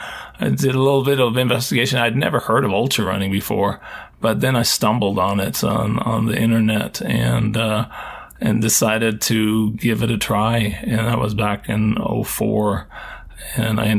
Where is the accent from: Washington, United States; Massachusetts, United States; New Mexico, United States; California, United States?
Washington, United States; Seattle; I grew up in the Seattle area